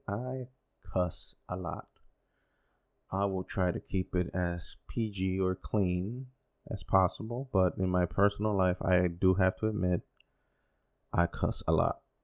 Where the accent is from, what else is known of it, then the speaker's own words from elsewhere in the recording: Dominican Republic; first language Spanish; English is a second language; also born or lived in United States; I've been living here most of my life, though I was born in the States, but lived here 'cause my parents are from here